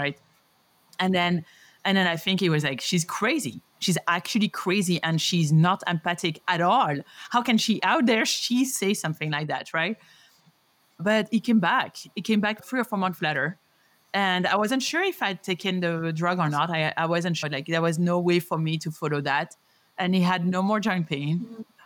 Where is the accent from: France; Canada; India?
France; Paris, Île-de-France; moved away as an adult; also born or lived in New York City, United States; now in Denver, United States; a Parisian and New Yorker